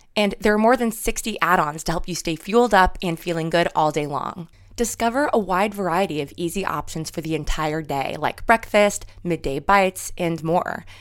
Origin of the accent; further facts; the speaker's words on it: New York, United States; moved away; I'm from New York